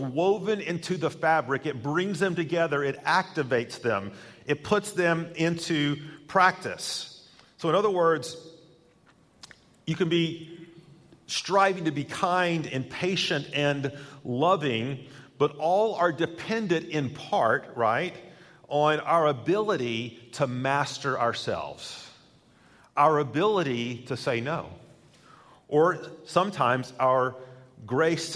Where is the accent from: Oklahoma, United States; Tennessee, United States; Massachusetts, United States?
Tennessee, United States; my home state of Tennessee